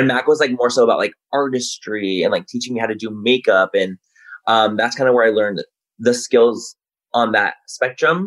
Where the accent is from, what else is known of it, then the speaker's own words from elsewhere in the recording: Chula Vista, California, United States; moved away as an adult; also born or lived in San Diego, United States; now in Los Angeles, United States; I grew up in San Diego. Born and raised Chula Vista